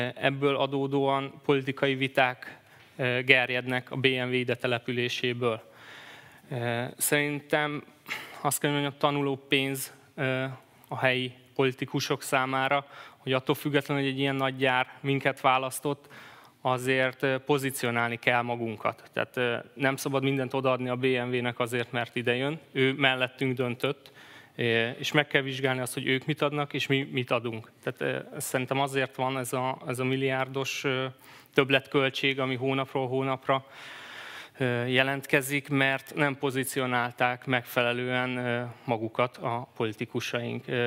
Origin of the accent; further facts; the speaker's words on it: Debrecen, Hajdú-Bihar, Hungary; Debrecenben születtem